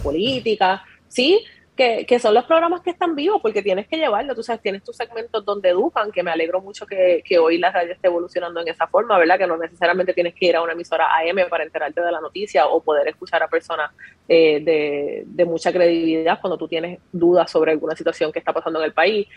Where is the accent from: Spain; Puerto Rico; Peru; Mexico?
Puerto Rico; Ponce; yo soy natural de Ponce.